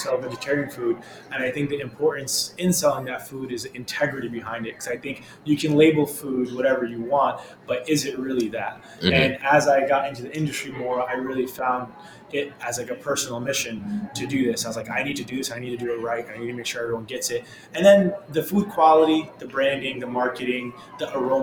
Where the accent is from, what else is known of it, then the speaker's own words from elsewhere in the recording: New York City, New York, United States; My parents fled Afghanistan during the Soviet invasion, and they immigrated to New York City, and I was born and raised in Queens